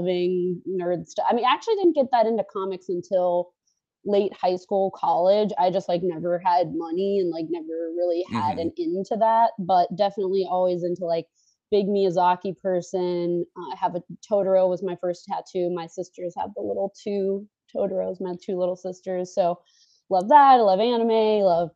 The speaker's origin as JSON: {"language": "English", "town": "Pittsburgh", "region": "Pennsylvania", "country": "United States", "also_born_or_lived": "New York", "moved": "yes", "said": "I'm from Pittsburgh originally"}